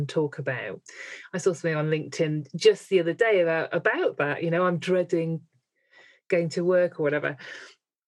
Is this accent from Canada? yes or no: no; Midlands, United Kingdom; I'm from the Midlands